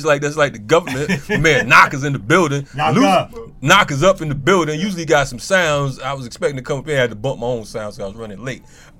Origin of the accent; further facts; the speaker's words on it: Hartford, Connecticut, United States; I'm from Hartford, Connecticut